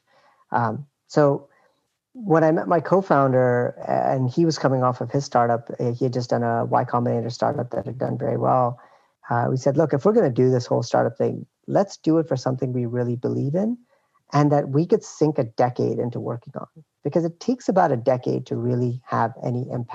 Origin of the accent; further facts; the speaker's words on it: Canada; now in United States; I am Canadian